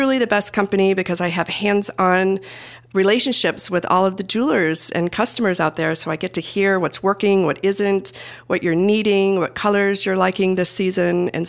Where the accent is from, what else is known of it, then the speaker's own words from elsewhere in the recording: Perrysburg, Ohio, United States; I was born and raised in Toledo, Ohio. In fact, a little town called Perrysburg outside of Toledo, Ohio